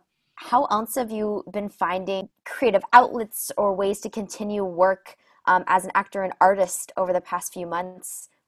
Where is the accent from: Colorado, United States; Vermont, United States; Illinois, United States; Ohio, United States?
Vermont, United States; I am from Vermont